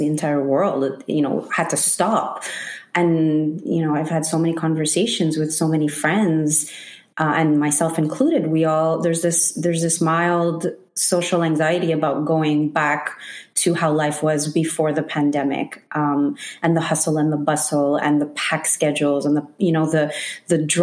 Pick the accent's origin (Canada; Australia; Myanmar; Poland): Canada; Montreal, Quebec; born and raised in Montreal, first generation Filipina